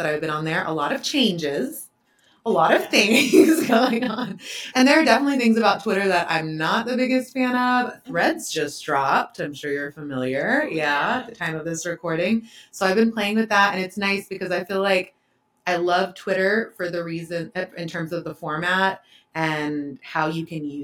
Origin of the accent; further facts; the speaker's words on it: Euless, Texas, United States; also born or lived in Waco, Texas; I was born and raised in the Dallas-Fort Worth area. I grew up in a small town called Euless, Texas